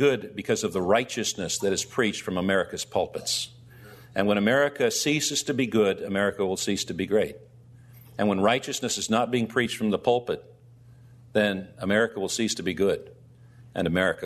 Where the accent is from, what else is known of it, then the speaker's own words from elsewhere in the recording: United States; we as American Christians